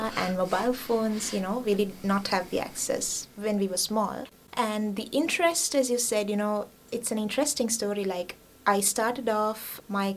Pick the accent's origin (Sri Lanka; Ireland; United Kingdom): Sri Lanka; Kandy, Central Province; moved away as an adult; now in Australia; I was born and bred in Kandy